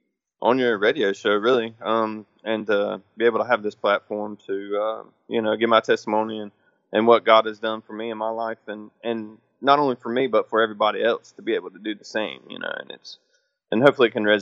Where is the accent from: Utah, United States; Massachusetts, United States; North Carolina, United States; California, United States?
North Carolina, United States; I'm from Texas. No. North Carolina.